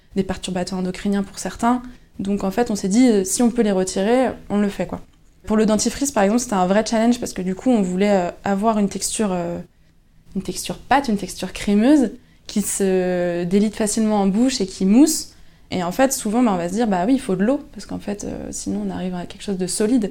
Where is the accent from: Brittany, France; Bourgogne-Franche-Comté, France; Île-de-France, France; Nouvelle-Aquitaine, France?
Brittany, France; Lannion; je suis originaire de Lannion